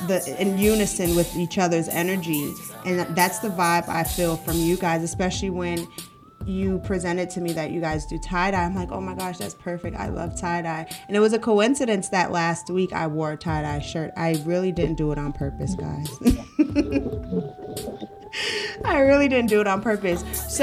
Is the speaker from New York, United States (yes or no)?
yes; Brooklyn, New York, United States; So it's so interesting because I'm from Brooklyn, New York, and growing up, I have this uncle and we used to go to a lot of like punk rock festivals